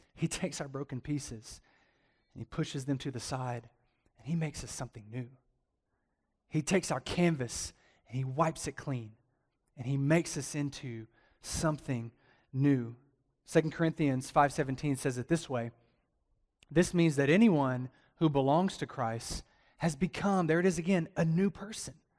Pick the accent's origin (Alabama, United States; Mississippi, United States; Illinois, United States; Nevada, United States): Alabama, United States; also born or lived in Atlanta, Georgia; now in Las Cruces, United States; I'm from Alabama